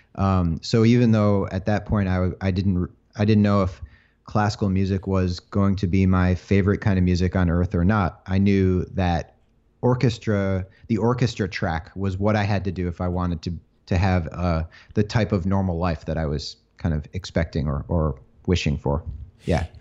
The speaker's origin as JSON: {"language": "English", "town": "Chelsea", "region": "Michigan", "country": "United States", "tie": "born or raised there", "moved": "yes", "said": "I grew up in a small town, uh, called Chelsea, Michigan"}